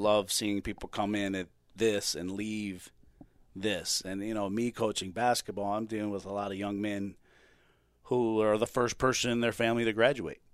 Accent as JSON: {"language": "English", "town": "Chesapeake", "region": "Virginia", "country": "United States", "tie": "born or raised there", "moved": "as an adult", "lives_now": "Mount Olive, United States", "said": "I grew up in Chesapeake, Virginia Beach, Hampton Roads"}